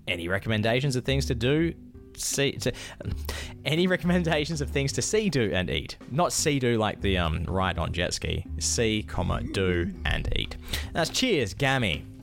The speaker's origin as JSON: {"language": "English", "town": "Perth", "region": "Scotland", "country": "United Kingdom", "said": "I'm from Perth."}